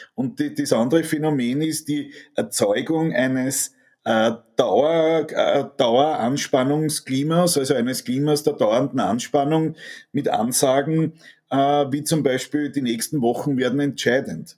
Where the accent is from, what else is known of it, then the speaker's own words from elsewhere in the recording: Austria; Mir tut es als Österreicher